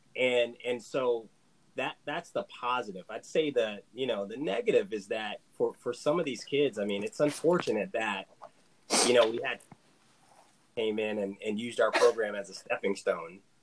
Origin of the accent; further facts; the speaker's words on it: Southern Virginia, United States; I'm from Southern Virginia